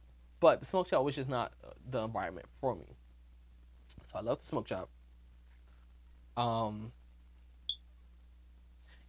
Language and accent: English; Florida, United States; I'm from Florida